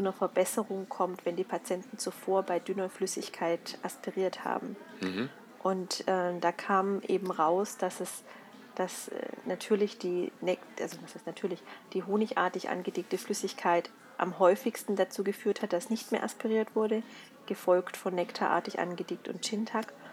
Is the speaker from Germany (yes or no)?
yes; Swabia, Germany; da muss ich als Schwabe kommen